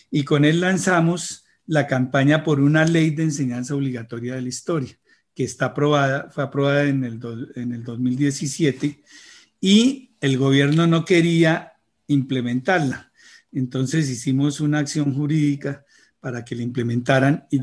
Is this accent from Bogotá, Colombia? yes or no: yes; Bogotá, Colombia; Yo vivía en Bogotá y yo soy nacido en Bogotá